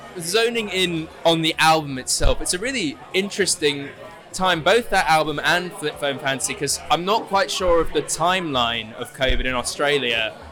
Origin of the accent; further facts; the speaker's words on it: Oxford, South East England, United Kingdom; we're from Oxford